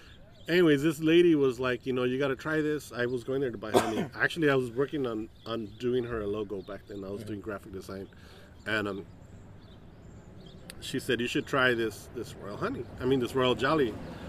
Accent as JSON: {"language": "English", "town": "Los Angeles", "region": "California", "country": "United States", "said": "Like when we were young, you know, if you said, oh, I'm from East LA, it meant anything east of the river."}